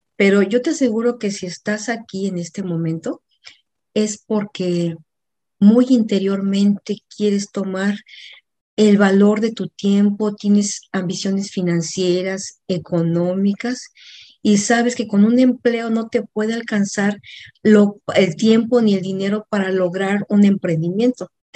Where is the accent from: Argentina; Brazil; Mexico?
Mexico; moved away as an adult; also born or lived in Mexico City, Mexico; now in Atlanta, United States; mexicana, vivo en Atlanta, Georgia